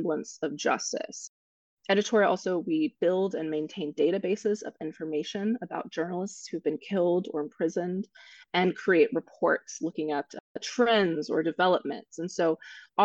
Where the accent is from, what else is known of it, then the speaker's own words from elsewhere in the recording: Kansas, United States; moved away; my home state